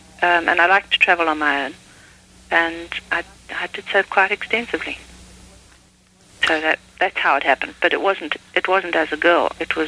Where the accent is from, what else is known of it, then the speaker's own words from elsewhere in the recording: South Africa; Well, I think any country that one grows up in, however strange and odd, which South Africa certainly was in many aspects, seems at the time to be normal to one